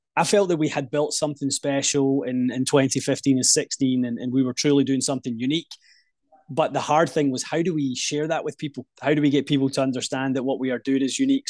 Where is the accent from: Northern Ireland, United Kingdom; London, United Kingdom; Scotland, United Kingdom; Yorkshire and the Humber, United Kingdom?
Scotland, United Kingdom; just outside Glasgow, west coast of; Grew up in the west coast of Scotland, uh, just outside Glasgow would be the the kind of major city